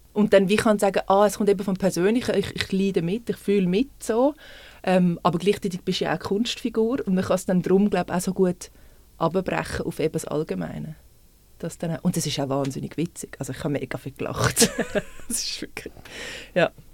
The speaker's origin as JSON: {"language": "German", "region": "Zurich", "country": "Switzerland", "moved": "as an adult", "lives_now": "Winterthur, Switzerland", "said": "ich bin eigentlich Stadtzürcher und jetzt wohne seit sechs Jahren in Winti, ungefähr"}